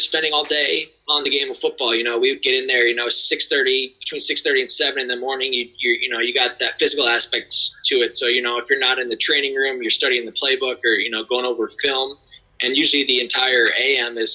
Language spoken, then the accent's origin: English; Dubuque, Iowa, United States; growing up in Dubuque, Iowa